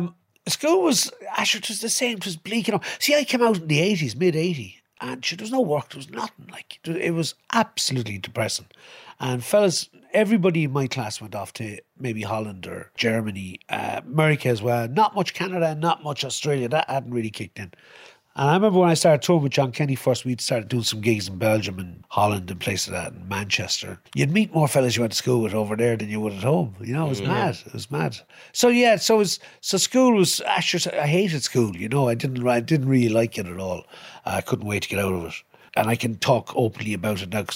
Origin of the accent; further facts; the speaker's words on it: Thurles, Tipperary, grew up in the Midlands, Ireland; I'm from Turles in Tipperary, and sure, I grew up in the Midlands.